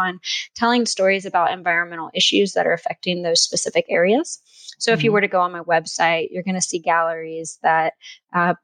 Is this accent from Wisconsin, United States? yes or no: no; South Louisiana, United States; I grew up in South Louisiana